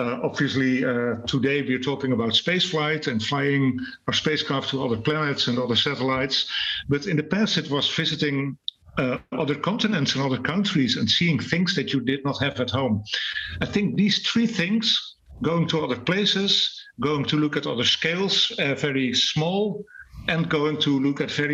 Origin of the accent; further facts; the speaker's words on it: Netherlands; I'm not in my home country, the Netherlands, but I'm in Sweden